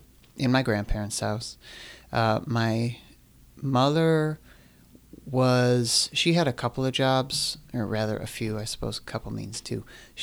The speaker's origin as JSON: {"language": "English", "town": "Oak Forest", "region": "Illinois", "country": "United States", "tie": "born or raised there", "said": "I grew up in Oak Forest, Illinois."}